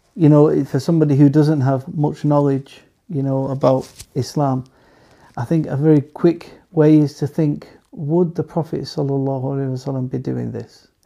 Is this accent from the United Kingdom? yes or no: yes; England, United Kingdom; we we live in England. We're from England